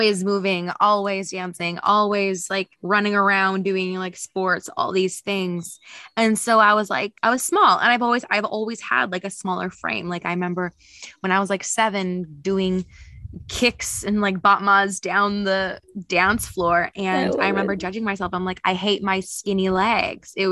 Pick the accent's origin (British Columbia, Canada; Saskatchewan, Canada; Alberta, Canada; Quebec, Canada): Saskatchewan, Canada; Saskatoon; moved away; also born or lived in Australia; I'm born and raised in Saskatoon, Saskatchewan